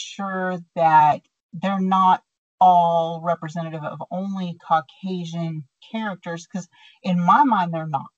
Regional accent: Texas, United States; accent: Texan; I just sound Texan

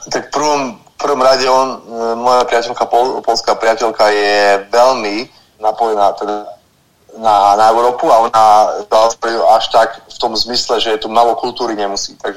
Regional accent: Poprad, Prešov Region, Slovakia; moved away as an adult; also born or lived in England / Canada; now in Perth, Australia; som z Popradu a tam tá polská hranica je blízko, vyrastali sme na polských kanáloch

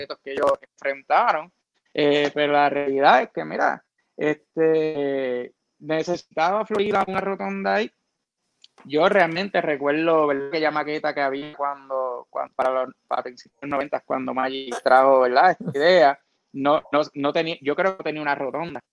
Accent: Florida, Puerto Rico

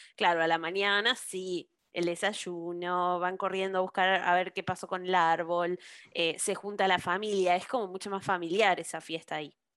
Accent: Buenos Aires, Argentina; yo crecí en Buenos Aires

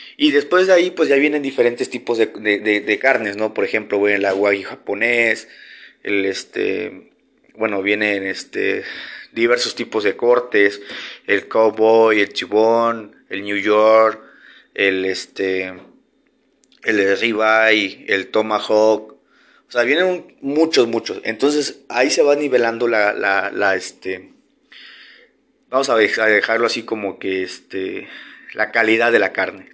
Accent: Tabasco, Mexico; en Tabasco, de donde yo soy originario

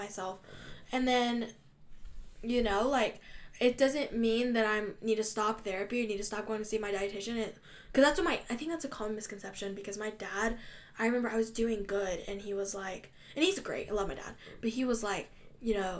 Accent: Russia; I'm from Russia

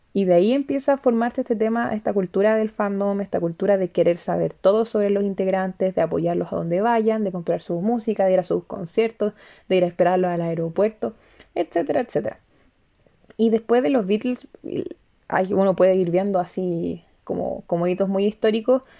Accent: Chile; nosotros, desde Chile

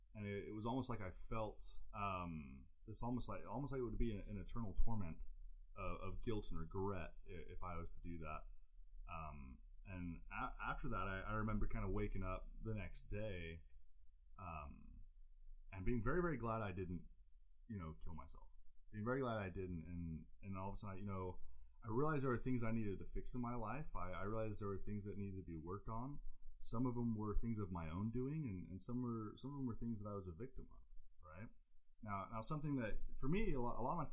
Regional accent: England, United Kingdom; moved away; I grew up in England under an abusive father that we had a court order to leave the country to seek time with where my mom's family was

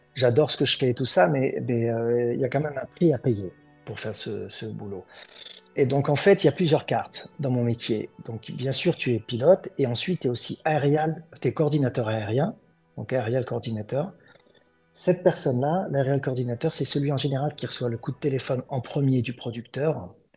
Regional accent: France; moved away as an adult; now in Los Angeles, United States; je suis français. Là, j'habite aux États-Unis, ça fait 20 ans

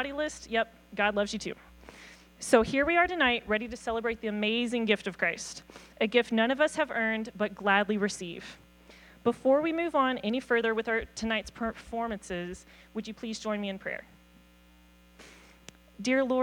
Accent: the South, United States; moved away as an adult; also born or lived in Nashville, Tennessee / Georgia; now in Glasgow, United States; as a Southerner

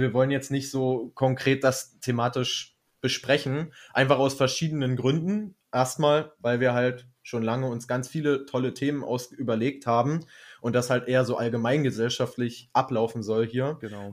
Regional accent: Germany; weil wir Deutsche sind

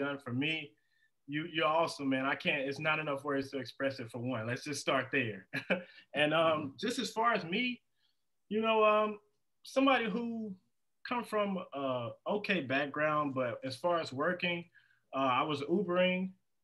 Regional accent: Indiana, United States; now in Las Vegas, United States; I'm from Indiana

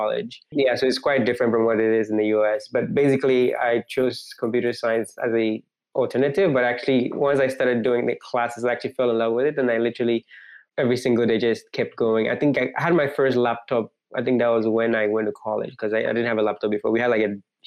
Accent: Accra, Greater Accra, Ghana; moved away as an adult; now in United States; Growing up, I grew up in like a city in Ghana, I mean, the capital city in Ghana

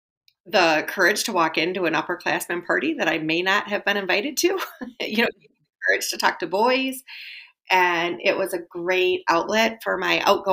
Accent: Wisconsin, United States; I was born and raised in Wisconsin

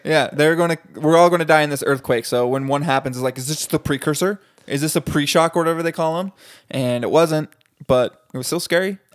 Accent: United States; I'm definitely American.

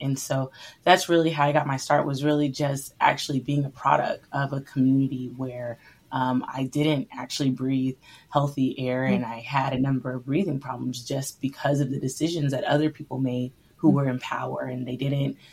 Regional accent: central Florida, United States; I grew up in the South originally in Florida, in a more rural community in the central part of Florida.

